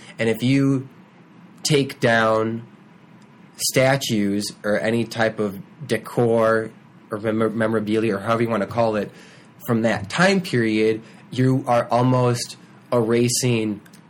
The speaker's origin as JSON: {"language": "English", "town": "Chicago", "region": "Illinois", "country": "United States", "tie": "born or raised there", "said": "person from the Midwest, born and raised in the Chicagoland"}